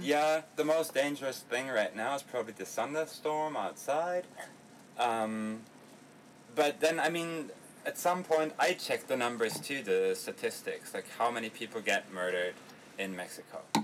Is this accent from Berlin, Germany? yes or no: yes; Berlin, Germany; we are from Berlin